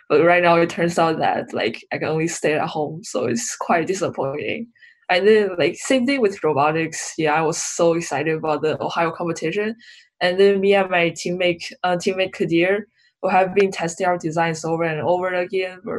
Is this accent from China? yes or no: yes; China; now in Arizona, United States; I'm from China.